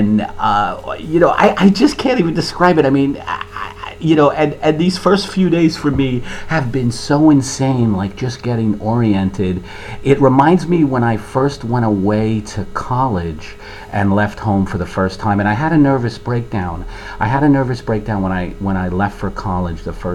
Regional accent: New York City, New York, United States; Born and raised in Brooklyn, provincial family

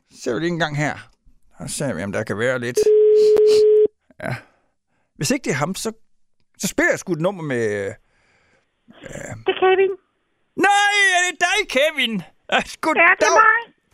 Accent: Herning, Central Denmark Region, Denmark; Men jeg er fra Herning, der har vi ydekrog

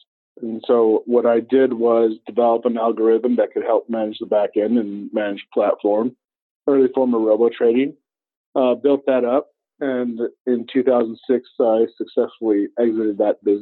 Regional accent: Flagstaff, Arizona, United States; originally, I was born and raised in Northern Arizona, Flagstaff, native, third generation to Arizona

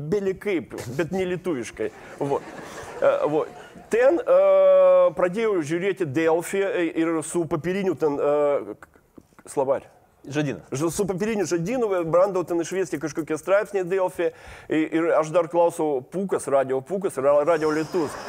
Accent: Kaliningrad, Kaliningrad Oblast, Russia; Lithuanian is a second language; moved away as an adult; now in Lithuania; aš gimiau Kalingradė, išaugau Kalingradė

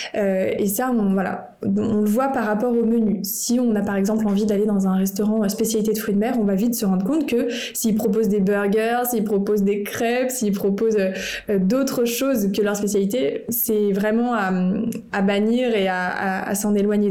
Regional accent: France; en tant que Français

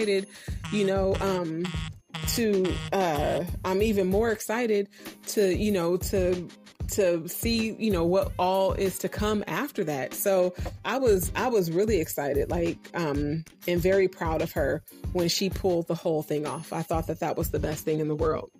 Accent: Oakland, California, United States; moved away as an adult; also born or lived in Virginia; the Oakland that I grew up in.

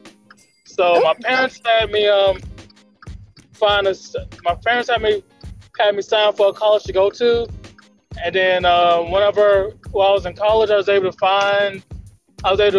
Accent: Mobile, Alabama, United States; moved away as an adult; now in Birmingham, United States; I was originally born and raised in Mobile

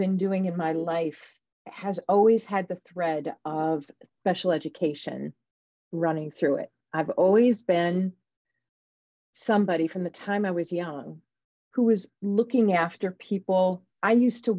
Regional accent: Defiance, Ohio, United States; I was born in Defiance. And that is a little town in Ohio.

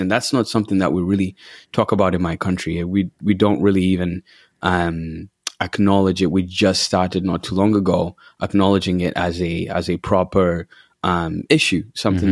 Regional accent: Uganda; moved away as an adult; also born or lived in Washington D.C., United States; now in Kenosha, United States; I'm from Uganda, born and raised

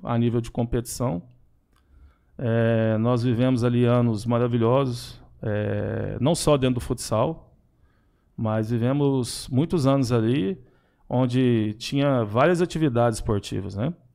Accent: Araguari, Minas Gerais, Brazil; Eu sou natural de Araguari.

